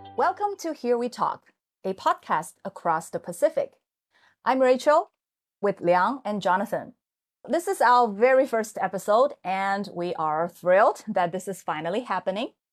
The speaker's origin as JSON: {"language": "English", "town": "Hangzhou", "region": "Zhejiang", "country": "China", "tie": "born or raised there", "said": "Hangzhou is actually my hometown"}